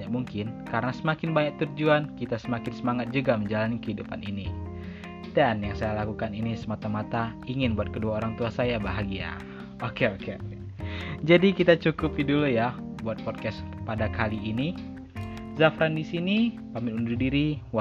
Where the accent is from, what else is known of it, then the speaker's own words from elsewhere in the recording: Palembang, South Sumatra, Indonesia; born there; Saya lahir di Palembang tanggal 21 November 2003. Saya tinggal di Sumatera Selatan, Kota Palembang.